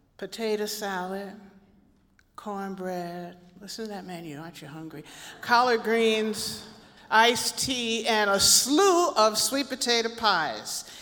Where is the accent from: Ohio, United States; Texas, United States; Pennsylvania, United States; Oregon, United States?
Pennsylvania, United States; Philadelphia; moved away; also born or lived in Chicago; growing up in Philadelphia, my family had a long standing connection to these little AME churches